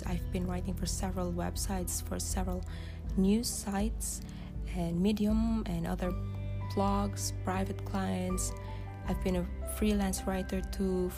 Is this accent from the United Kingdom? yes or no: no; Philippines; English is a second language; the way we write online speaks the way we grew up, our ethnicity, and as Filipino